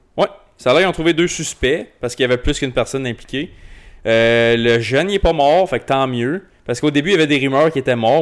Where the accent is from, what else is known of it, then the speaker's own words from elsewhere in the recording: Rockland, Ontario, Canada; j'ai grandi à Rockland